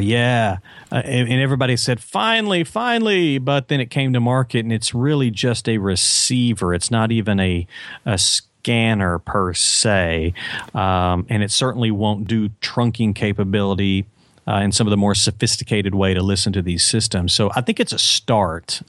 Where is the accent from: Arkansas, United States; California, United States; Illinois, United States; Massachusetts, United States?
Arkansas, United States; Little Rock; I'm from Little Rock, and, um, I was, uh, growing up in Little Rock